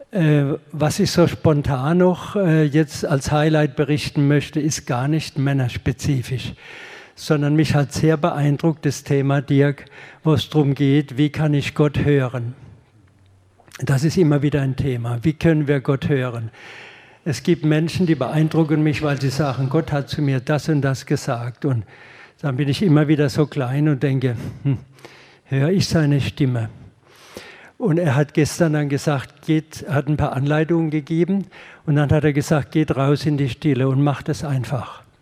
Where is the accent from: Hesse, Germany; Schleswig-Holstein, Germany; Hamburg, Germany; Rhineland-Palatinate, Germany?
Rhineland-Palatinate, Germany; Haßloch; aus der Pfalz hier, von Hasloch, habe also nicht allzu weit äh, Anreise gehabt